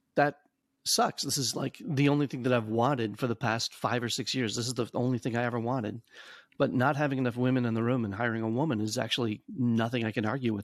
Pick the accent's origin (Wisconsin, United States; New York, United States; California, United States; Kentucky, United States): Wisconsin, United States; Madison; growing up in Madison